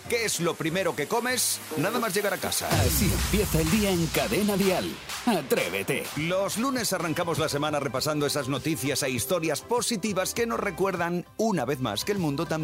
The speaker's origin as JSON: {"language": "Spanish", "country": "Spain", "said": "No, es que somos mm, españoles y punto."}